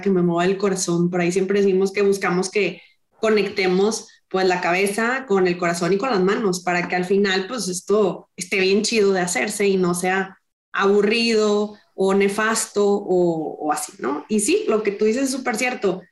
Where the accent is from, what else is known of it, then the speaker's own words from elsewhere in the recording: Monterrey, Nuevo León, Mexico; soy rayada, soy regia